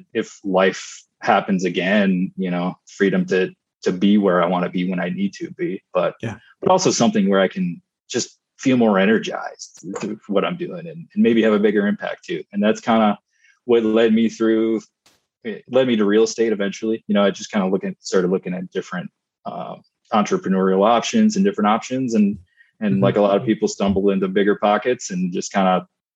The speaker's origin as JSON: {"language": "English", "region": "Michigan", "country": "United States", "tie": "born or raised there", "said": "I grew up in Michigan"}